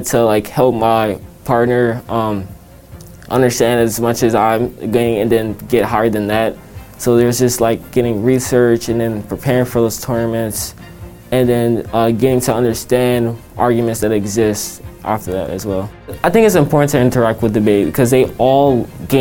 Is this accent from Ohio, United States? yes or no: no; Washington, District of Columbia, United States; I grew up in a variety of different places, but mainly in the D.C. area.